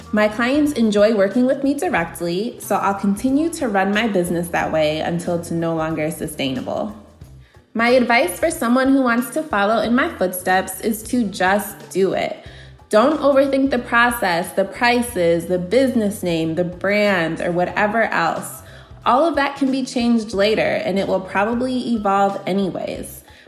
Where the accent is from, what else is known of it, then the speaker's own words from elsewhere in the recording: Aurora, Illinois, United States; I'm from Aurora, Illinois, in the Chicago suburbs